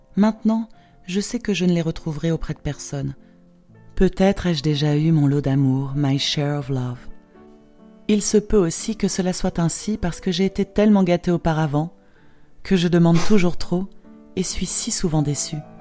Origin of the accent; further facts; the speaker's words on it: Poland; accent: Polish; French is a second language; also born or lived in Geneva, Switzerland / England / Sardinia; now in Switzerland; mes racines se trouvent quand même dans mon pays d'origine. La Pologne sera toujours ma patrie